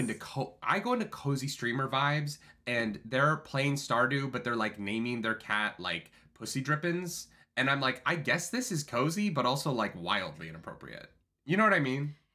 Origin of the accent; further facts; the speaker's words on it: Calgary, Alberta, Canada; moved away; my hometown